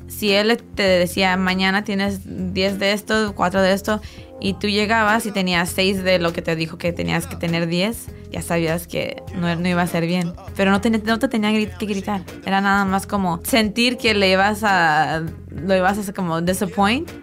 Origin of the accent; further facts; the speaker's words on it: Tijuana, Baja California, Mexico; moved away; also born or lived in San Diego / Guadalajara; Nací en San Diego, crecí en Tijuana, entre Tijuana y Guadalajara fue la mayoría de mi infancia hasta mi adolescencia